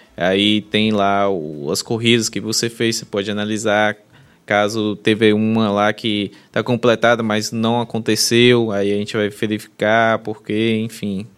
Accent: Bahia, Brazil; a gente é baiana

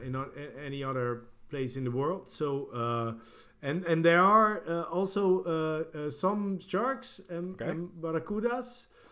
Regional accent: Gran Canaria, Canary Islands, Spain; moved away; I was born on the Canary Islands, on Gran Canaria, and there it's great.

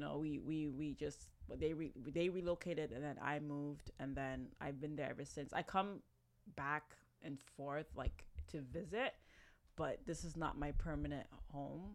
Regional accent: Toronto, Ontario, Canada; moved away as an adult; now in Ghana; born and raised in Canada. Lived my whole life in Toronto. Toronto, to be exact.

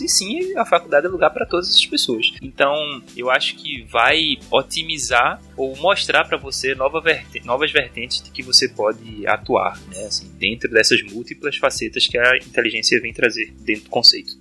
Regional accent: Recife, Pernambuco, Brazil; como bom recifense

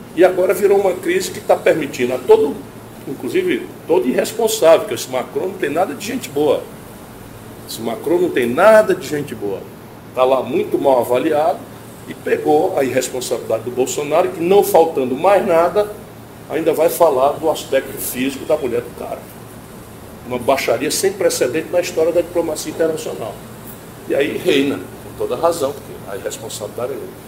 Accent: Northeast Region, Brazil; Eu venho do Nordeste.

